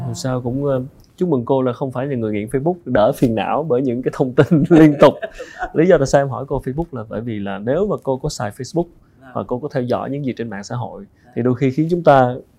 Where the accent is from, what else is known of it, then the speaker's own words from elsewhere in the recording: Vietnam; người Việt Nam mình